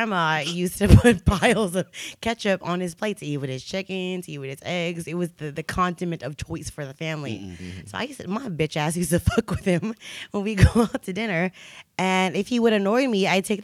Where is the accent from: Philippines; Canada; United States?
Philippines; I'm Filipino